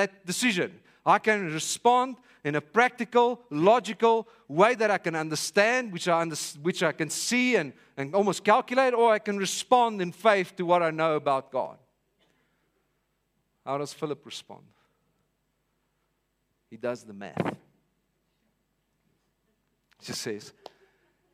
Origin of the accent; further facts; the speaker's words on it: Vanderbijlpark, Gauteng, South Africa; I'm from Vanderbijl Park.